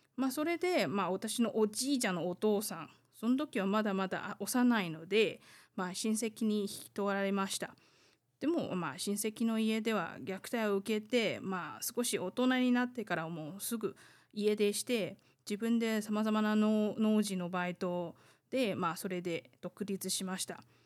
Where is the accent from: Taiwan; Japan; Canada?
Taiwan; 台湾生まれ台湾育ち